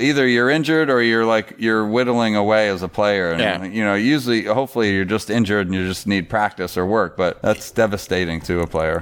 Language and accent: English; Florida, United States; growing up in Florida, there was no local team